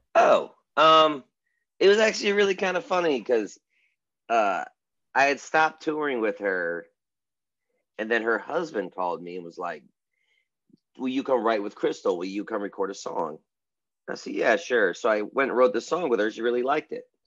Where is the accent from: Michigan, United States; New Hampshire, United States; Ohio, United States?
Michigan, United States; now in Nashville, United States; I'm a Michigan born musician, bass player, producer, uh, and I work out of Nashville